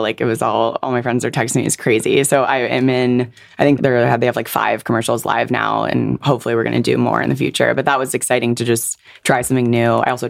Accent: Silicon Valley, California, United States; I'm like Silicon Valley born and raised.

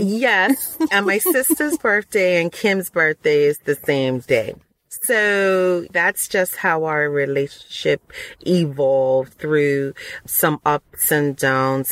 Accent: Bermuda; also born or lived in Texas / Ohio / Huntsville, Alabama; now in Georgia, United States; I was born and raised in Bermuda.

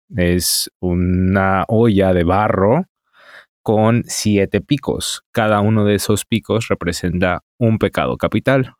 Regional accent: Mexico City, Mexico; accent: Mexican; moved away as an adult; now in Berlin, Germany; nací en la Ciudad de México en la década de los ochentas em, y vivo ahora en Berlín desde hace un año exactamente

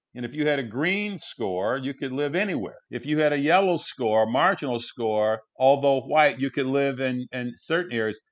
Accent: Detroit, Michigan, United States; Grew up in Detroit, uh, went to the Detroit public school system

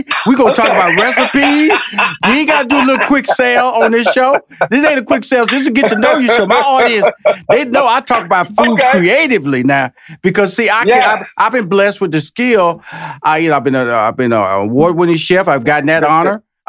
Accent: Houston, Texas, United States; now in Atlanta, United States; I'm based in Atlanta, from Houston, born and raised in Houston, Texas. So it's like barbecue capital, smoke capital, where I've lived all my life.

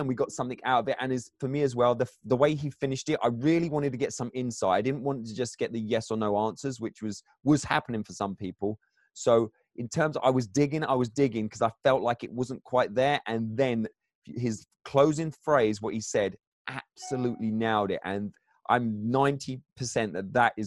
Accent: England, United Kingdom; I'm English

